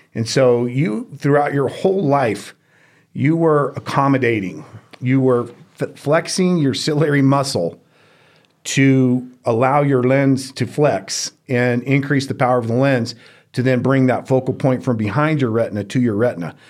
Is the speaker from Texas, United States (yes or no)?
yes; Houston, Texas, United States; moved away as an adult; also born or lived in Georgia; now in Reno, United States; I grew up in Houston, Texas